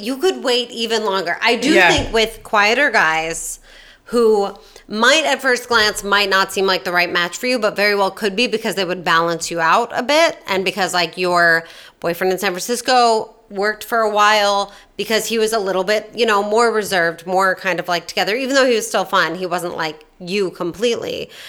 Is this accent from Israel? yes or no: no; Australia; I'm Australian, which is all fine.